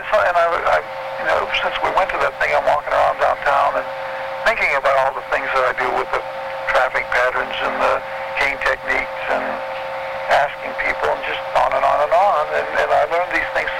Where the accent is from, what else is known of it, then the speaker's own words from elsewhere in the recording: Detroit, Michigan, United States; growing up in the Detroit area here